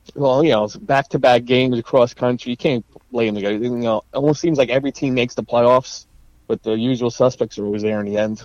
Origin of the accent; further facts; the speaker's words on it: Clifton, New Jersey, United States; I grew up in Clifton, and I started the Clifton Boys Club